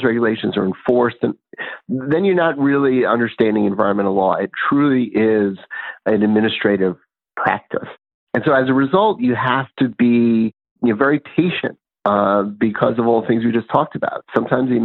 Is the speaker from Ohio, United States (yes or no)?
no; New York City, New York, United States; when I was growing up in New York City